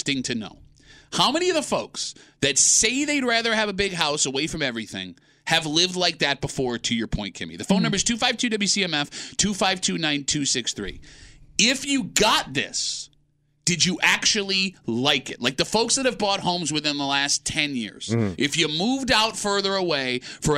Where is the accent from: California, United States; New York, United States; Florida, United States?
New York, United States; Gates; also born or lived in Rochester, New York; now in Henrietta, United States; I grew up in Gates. Tight town, everyone's on top of each other